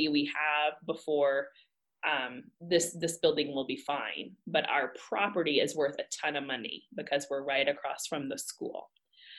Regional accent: Texas, United States; moved away as an adult; also born or lived in Kyrgyzstan; I'm from Texas

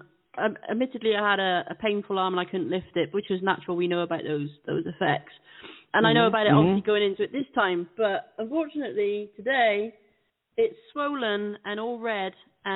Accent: United Kingdom; us Brits love our food.

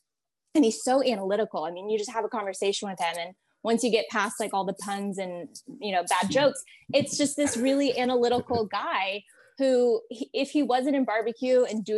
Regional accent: Houston area, Texas, United States; We grew up in Texas, you in the Austin area, me in the Houston area.

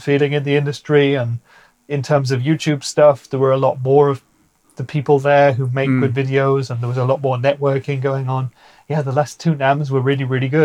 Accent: United Kingdom; moved away as an adult; now in Germany; my home country, the UK

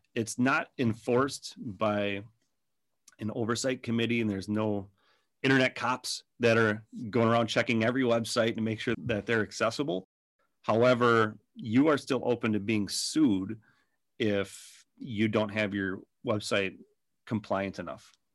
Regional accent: Minnesota, United States; accent: Minnesota; by my accent that it started up in Minnesota, and we're still in Minnesota

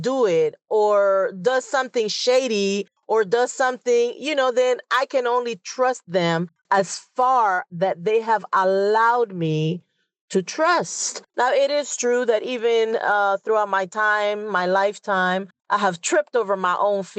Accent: Panama; moved away as an adult; Now, I'm originally from Panama, and the best advice I received was when I was 18 years old. I was getting ready to leave Panama to join the military.

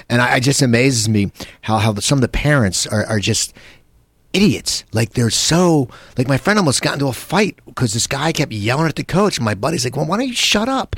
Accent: New Jersey, United States; moved away as an adult; now in Burbank, United States; I grew up in New Jersey

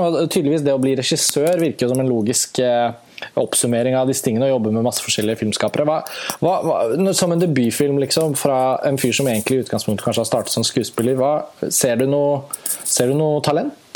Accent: Norway

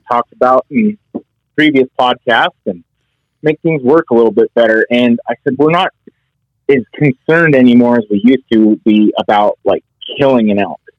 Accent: Northwest Wyoming, United States; I, I born and raised in Northwest Wyoming, uh, just outside of Yellowstone

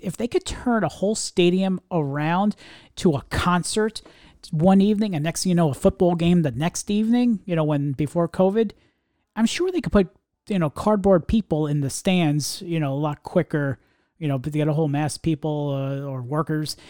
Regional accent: New York area, United States; You and I grew up in the New York area

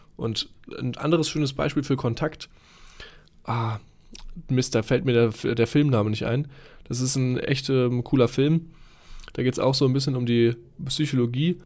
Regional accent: Dortmund, North Rhine-Westphalia, Germany; now in Munich, Germany; Ich bin ja hier in München, komme ursprünglich ähm, wie du aus Dortmund im schönen Ruhrgebiet

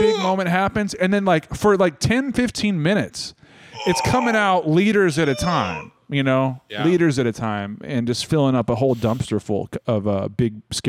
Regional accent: Canyon Lake, United States; Well, I grew up in Canyon Lake, dude.

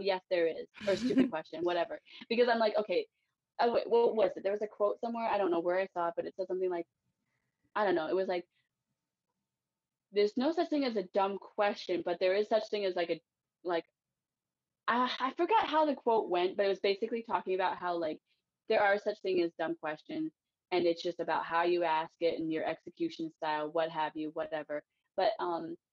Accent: East Coast, United States; I was raised in America

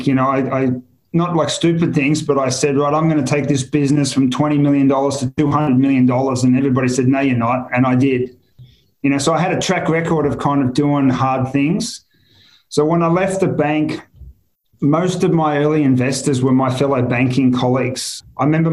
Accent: Australia; moved away as an adult; also born or lived in Singapore; I'm Australian, you know, I know Australia well.

